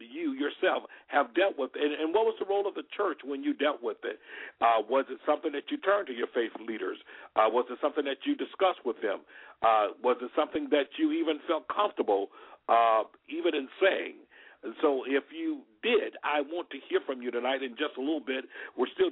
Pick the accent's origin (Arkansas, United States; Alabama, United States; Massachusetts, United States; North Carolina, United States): Alabama, United States; Alabama because that's my home state